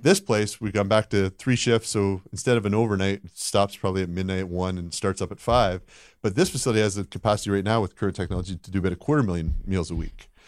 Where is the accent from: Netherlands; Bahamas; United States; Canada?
Canada; moved away; I grew up in, uh, in Canada